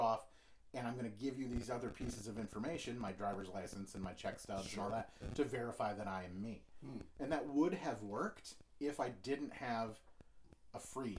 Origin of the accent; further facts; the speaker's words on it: Michigan, United States; I'm from Michigan